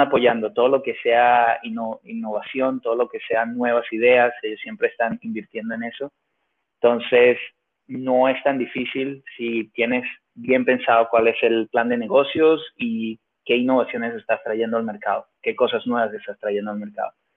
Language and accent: Spanish; Venezuela; moved away; also born or lived in Finland / Mexico; yo soy de Venezuela y hablo y me la como